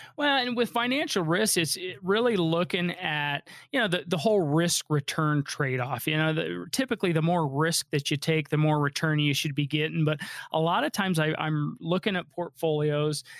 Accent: Colorado, United States; Colorado, this is my home state. I was born and raised

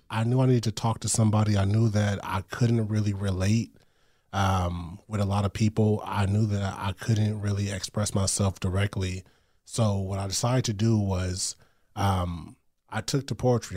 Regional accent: Long Beach, California, United States; I grew up in Long Beach, California

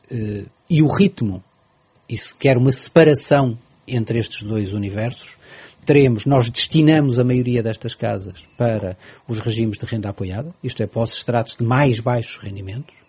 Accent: Portugal; como português

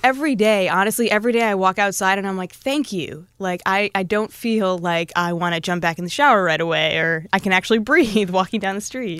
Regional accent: Norwalk, Connecticut, United States; moved away as an adult; now in Seattle, United States; it's a little town called Norwalk.

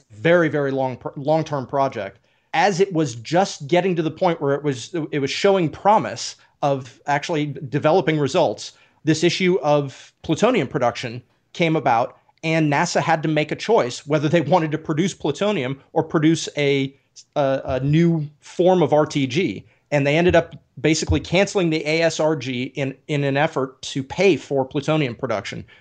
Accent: Oak Ridge, Tennessee, United States; I grew up in Oak Ridge, and in honor of this conversation, I'm actually wearing my Big Ed's Pizza T-shirt from Oak Ridge, Tennessee.

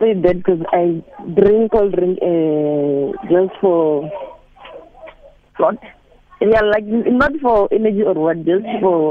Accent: Limpopo, South Africa; Yeah, I'm from Venda. Yes, you're right.

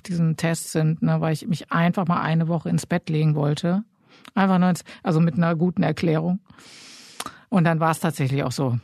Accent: Germany; als Deutsche

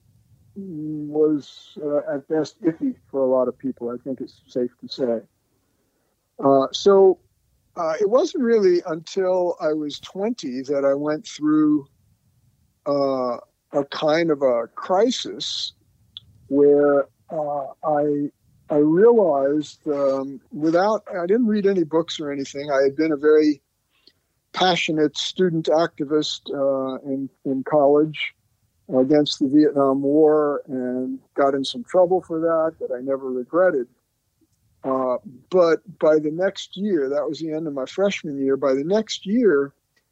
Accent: North Carolina, United States; also born or lived in New York City; moved to North Carolina, my family, when I was seven

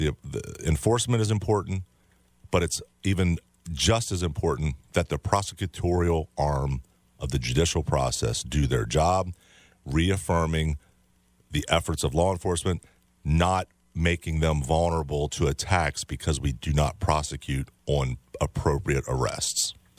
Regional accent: Frederick, Maryland, United States; I grew up in Frederick. As a child, I grew up in, I went to TJ High School, came back from after my military service and policed in all of Frederick County or Frederick City over the past 28 years.

